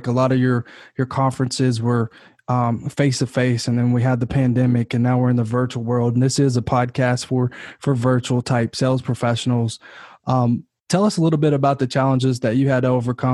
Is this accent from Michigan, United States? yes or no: no; Kentucky, United States; moved away as an adult; now in California, United States; I'm originally from Kentucky, but moved to California last year